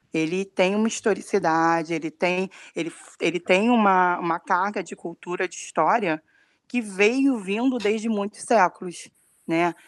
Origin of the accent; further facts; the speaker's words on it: Rio de Janeiro, Brazil; sou aqui do Rio de Janeiro